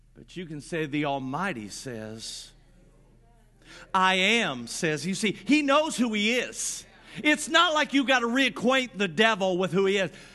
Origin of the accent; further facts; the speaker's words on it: Grant County, Indiana, United States; I grew up in Grant County, Indiana